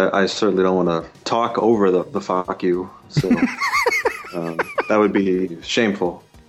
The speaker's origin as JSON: {"language": "English", "town": "Boston", "region": "Massachusetts", "country": "United States", "said": "I am from Boston. I'm home today on a snow day."}